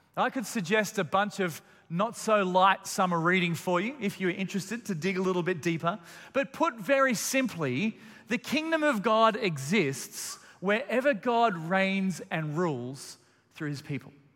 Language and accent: English; Melbourne, Victoria, Australia; I've got very fond memories of Christmas morning growing up in Melbourne